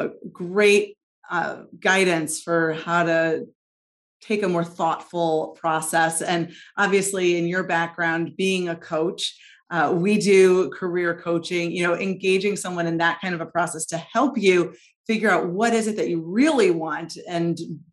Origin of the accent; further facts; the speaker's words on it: St. Louis, Missouri, United States; moved away as an adult; I've enjoyed being back in my hometown